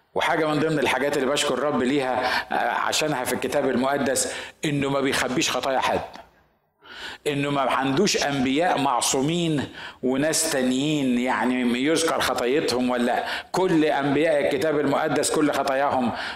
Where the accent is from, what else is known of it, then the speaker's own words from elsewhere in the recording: Egypt; عندنا في مصر